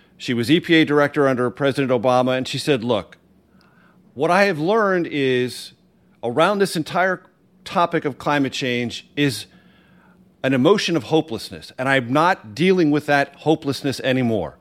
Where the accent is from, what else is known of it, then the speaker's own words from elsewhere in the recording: California, United States; moved away; I grew up in California